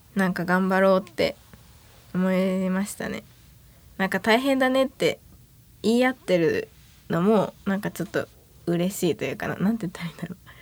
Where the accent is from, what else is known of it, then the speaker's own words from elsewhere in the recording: Suō-Ōshima, Yamaguchi, Japan; moved away as an adult; now in Yamaguchi, Japan; 山口県の周防大島っていう島出身です